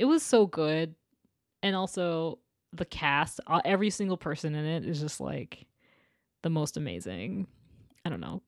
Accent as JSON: {"language": "English", "town": "Portland", "region": "Maine", "country": "United States", "tie": "born or raised there", "said": "I grew up right outside of Portland, Maine"}